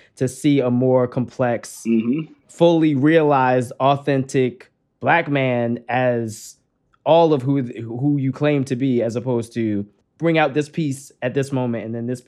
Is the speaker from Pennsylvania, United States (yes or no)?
no; Maryland, United States; I grew up in Maryland.